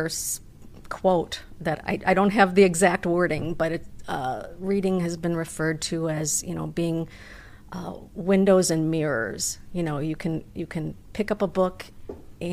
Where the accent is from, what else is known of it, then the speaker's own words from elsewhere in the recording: Waukegan, Illinois, United States; I'm originally from Waukegan, born and raised